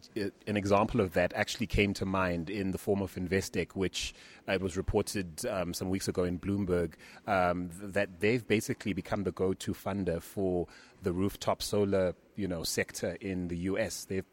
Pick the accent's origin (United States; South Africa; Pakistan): South Africa; As a South African investor in the U.S.